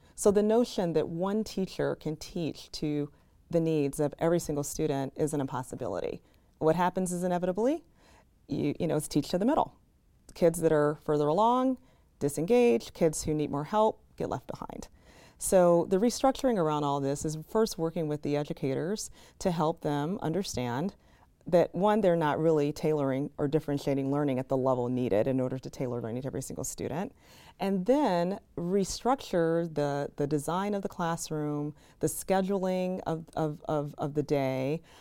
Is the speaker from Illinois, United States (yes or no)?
yes; Chicago, Illinois, United States; also born or lived in Minneapolis; I grew up on the South Side